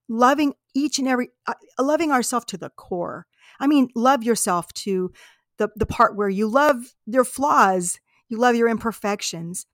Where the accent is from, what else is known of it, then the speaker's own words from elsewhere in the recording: United States; we're from America, you know, I'm, I'm from this part of America